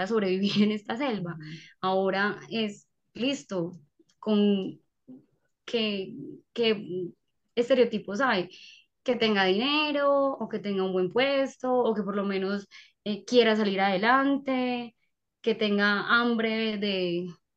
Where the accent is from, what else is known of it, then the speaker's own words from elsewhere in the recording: Paisa, Antioquia, Colombia; nosotros los paisas